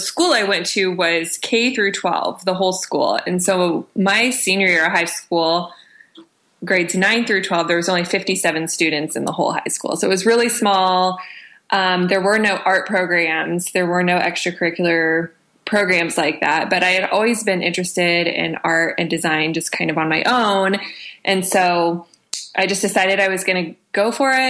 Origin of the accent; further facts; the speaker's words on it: Southwest Kansas, United States; I grew up in a really small farming community out in Southwest Kansas.